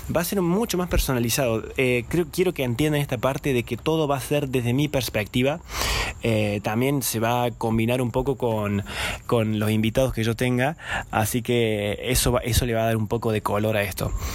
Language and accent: Spanish; Córdoba, Argentina; first language Spanish; Yo soy eh, cordobés, soy argentino